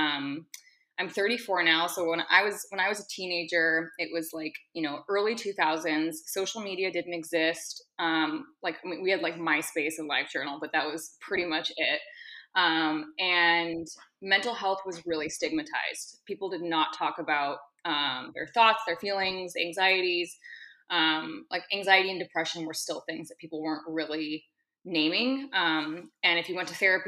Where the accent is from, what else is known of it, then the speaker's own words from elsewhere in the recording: Seattle, Washington, United States; moved away; I'm currently in Seattle, Washington, which is my hometown.